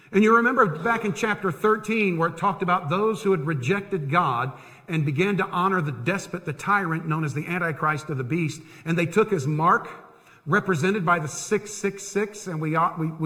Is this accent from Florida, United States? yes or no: yes; Tampa, Florida, United States; I grew up in Tampa. I lived 10 minutes from Tampa Bay